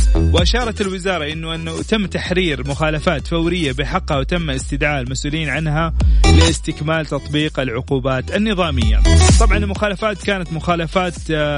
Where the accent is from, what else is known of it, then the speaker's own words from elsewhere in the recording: Saudi Arabia; عندنا في المملكة العربية السعودية